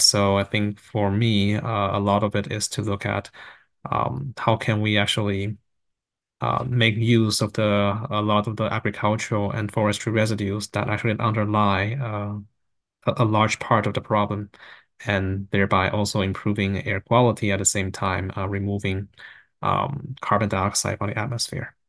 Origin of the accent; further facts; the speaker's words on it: Taiwan; moved away; also born or lived in Vancouver, Canada; I grew up in Taiwan and actually right next to a rice field